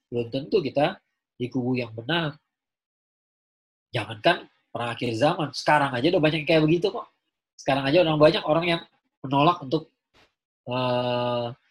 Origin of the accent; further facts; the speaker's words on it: Java, Indonesia; kenapa percaya sama keraton sejagat ya kan saya orang Jawa